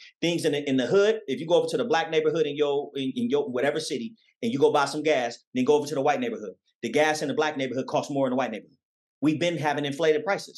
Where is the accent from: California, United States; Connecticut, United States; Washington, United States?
California, United States; Oakland; When I grew up in Oakland, California